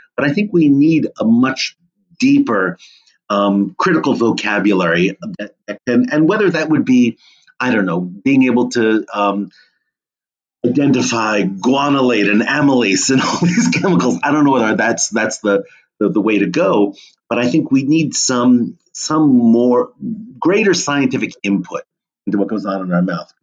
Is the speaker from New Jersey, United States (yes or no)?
yes; Monmouth County, New Jersey, United States; I grew up in New Jersey, um, amidst some beautiful apple orchards um, in Monmouth County